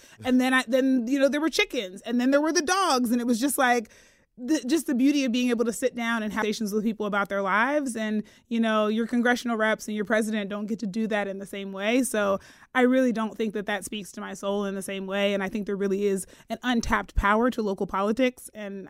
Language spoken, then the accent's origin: English; Pennsylvania, United States; And I'm from Pennsylvania.